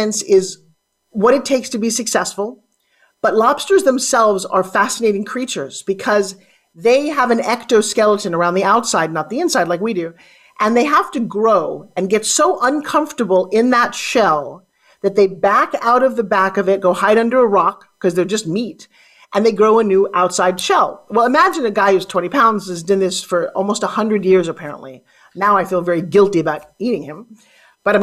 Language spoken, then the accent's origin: English; Long Island, New York, United States; accent: New York; I grew up on Long Island, talking like this